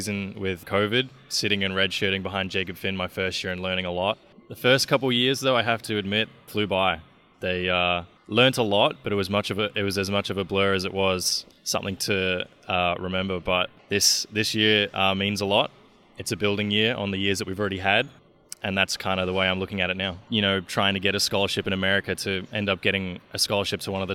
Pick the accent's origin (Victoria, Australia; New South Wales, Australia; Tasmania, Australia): New South Wales, Australia; Emu Plains; moved away as an adult; now in Gainesville, United States; So New South Wales is the state that I live in. It is home to Sydney, and it is also home to my hometown of Emu Plains, which is about an hour outside of Sydney.